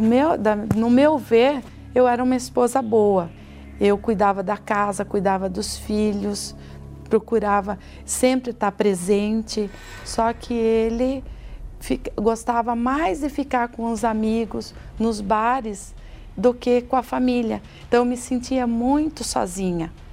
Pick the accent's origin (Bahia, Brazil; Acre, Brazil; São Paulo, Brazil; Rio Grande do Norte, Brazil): São Paulo, Brazil; Sorocaba; sou de Sorocaba, casada